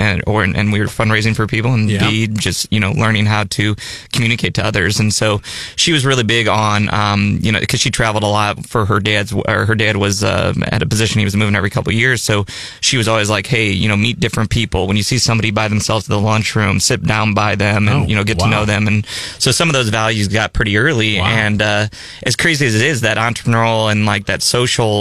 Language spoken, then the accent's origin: English; Peoria, Illinois, United States; now in Columbia, United States; I'm from Peoria, Illinois